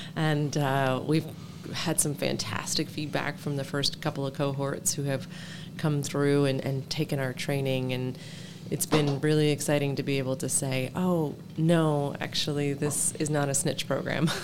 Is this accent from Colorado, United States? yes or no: yes; Denver, Colorado, United States; I'm from Denver, Colorado.